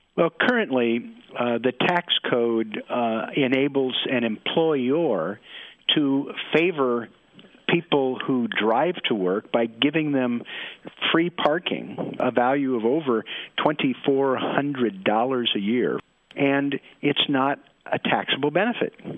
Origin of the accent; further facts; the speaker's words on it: Portland, Oregon, United States; I'm from Portland, Oregon, where it rains all the time